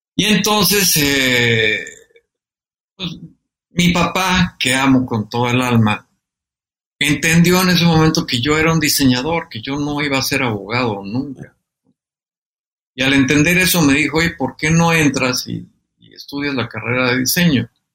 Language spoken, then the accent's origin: Spanish; Mexico; es un orgullo pertenecer a esa gran patria, a esa gran nación y ser mexicano